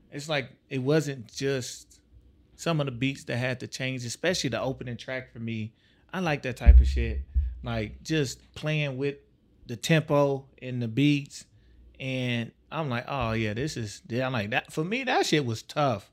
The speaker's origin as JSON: {"language": "English", "town": "Tyler", "region": "Texas", "country": "United States", "tie": "born or raised there", "also_born_or_lived": "Savannah, Georgia", "moved": "yes", "said": "I'm from Tyler, Texas."}